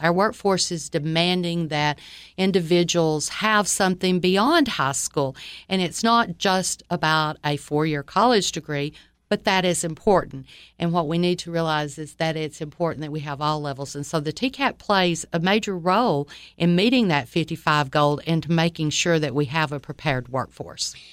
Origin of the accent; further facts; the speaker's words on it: Livingston, Tennessee, United States; also born or lived in Troy, Alabama; I grew up in Livingston, Tennessee, spent um, my life there, most of it.